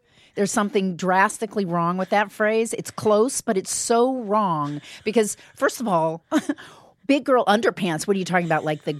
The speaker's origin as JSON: {"language": "English", "town": "Bloomington", "region": "Indiana", "country": "United States", "tie": "born or raised there", "said": "Urban Bloomington, Indiana."}